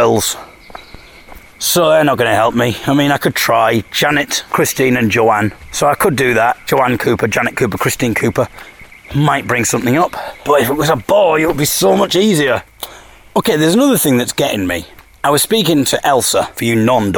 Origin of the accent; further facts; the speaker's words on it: Hartlepool, North East England, United Kingdom; I come from Hartlepool